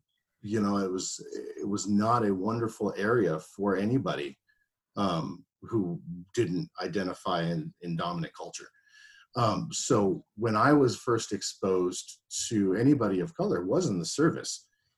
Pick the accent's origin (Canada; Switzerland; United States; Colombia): Colombia; Man, I am from Colombia, like literally